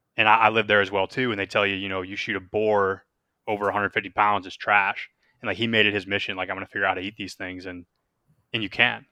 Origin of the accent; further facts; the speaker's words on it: Western New York, United States; moved away; growing up in Western New York